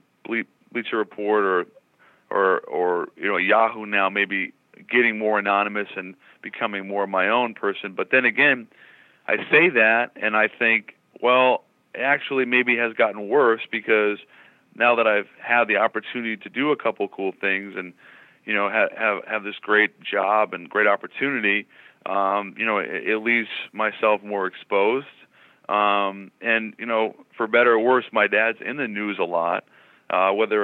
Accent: Seattle, Washington, United States; growing up in Seattle, it's a very small town

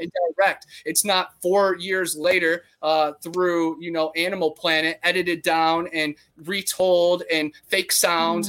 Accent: Brunswick, Ohio, United States; I grew up in Ohio, where we had the Ohio Grassman

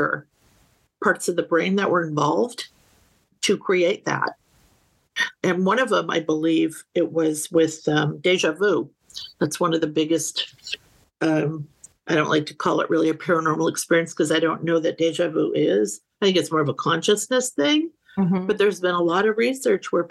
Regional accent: Northeast, United States; now in San Diego, United States; I grew up in the Northeast.

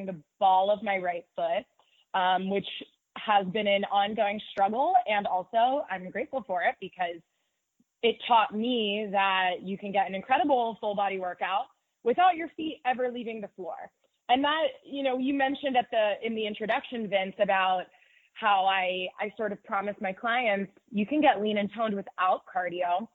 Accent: Pittsburgh, Pennsylvania, United States; moved away as an adult; now in New York, United States; I'm from the Pittsburgh area, born and raised, went to high school here, went to college here.

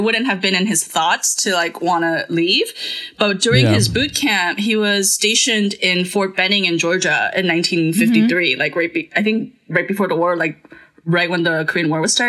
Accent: Santa Cruz de la Sierra, Santa Cruz, Bolivia; now in United States; I grew up in the Full Assembly in Santa Cruz

